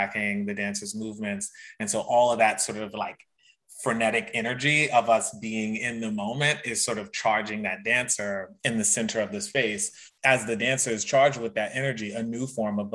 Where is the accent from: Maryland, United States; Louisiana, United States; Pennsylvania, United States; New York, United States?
Louisiana, United States; moved away; I'm originally from Louisiana